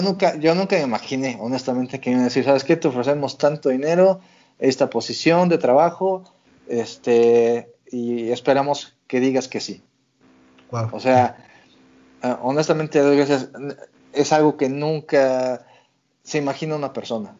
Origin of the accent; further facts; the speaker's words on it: Mexico City, Mexico; moved away as an adult; now in Vancouver, Canada; Yo soy de la Ciudad de México, soy chilango de corazón